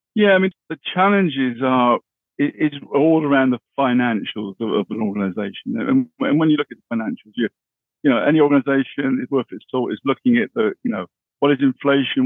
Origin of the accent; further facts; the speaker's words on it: Bristol, South West England, United Kingdom; I originally come from the west of England. Bristol was my, my hometown.